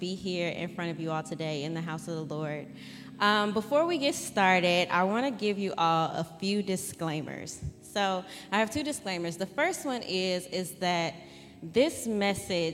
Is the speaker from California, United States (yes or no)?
no; Streamwood, Illinois, United States; also born or lived in Country Club Hills, Illinois; I grew up in Streamwood, Illinois